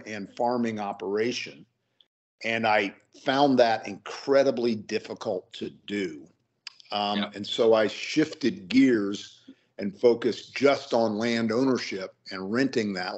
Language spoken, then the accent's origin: English; Illinois, United States; now in Denver, United States; I grew up in Illinois. I went to the University of Illinois and got an ag degree. So I'm an Illinois farm kid fundamentally